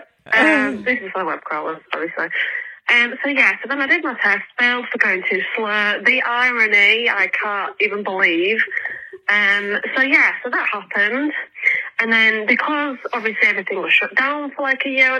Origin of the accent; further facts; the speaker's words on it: England, United Kingdom; I'm from England